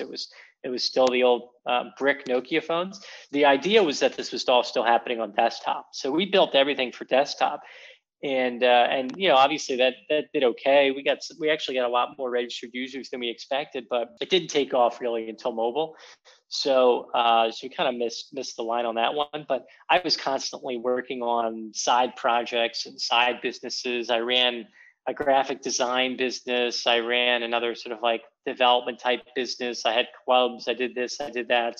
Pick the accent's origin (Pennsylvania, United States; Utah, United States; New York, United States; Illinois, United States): Pennsylvania, United States; Philadelphia; I'm from Philadelphia originally